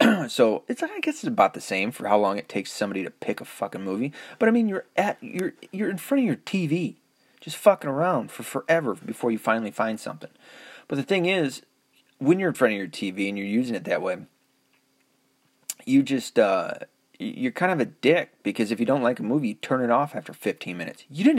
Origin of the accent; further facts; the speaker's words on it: the South, United States; accent: southern; Man, I've really noticed that my southern accent is almost all but gone.